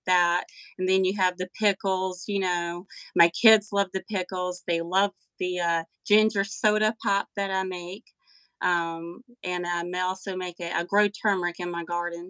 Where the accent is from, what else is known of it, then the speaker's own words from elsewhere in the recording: Western North Carolina, United States; I am from Western North Carolina, the heart of the Appalachian Mountains.